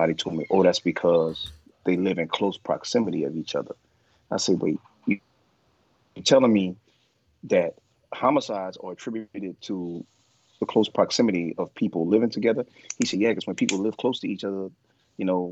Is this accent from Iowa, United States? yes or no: no; New Orleans, Louisiana, United States; I grew up, of course, black in New Orleans, in Algiers on Henley Court, in the Fisher Project